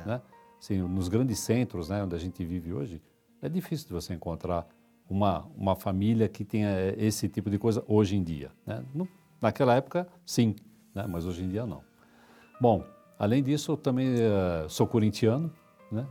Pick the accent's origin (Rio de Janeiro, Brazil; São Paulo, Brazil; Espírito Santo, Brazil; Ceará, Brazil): São Paulo, Brazil; Eu sou paulistano, tá? Nasci no bairro do Tatuapé